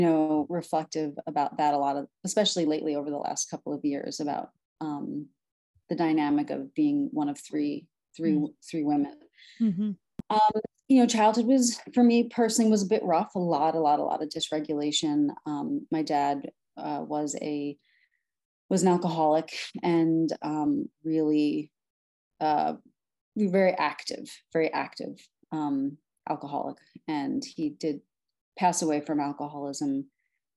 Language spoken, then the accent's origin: English; New York City, New York, United States; also born or lived in Brooklyn, New York; I am originally from Brooklyn, New York, was born there, raised in Staten Island